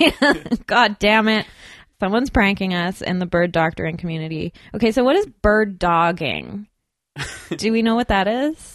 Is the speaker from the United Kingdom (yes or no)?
no; Burnaby, British Columbia, Canada; I grew up in Burnaby.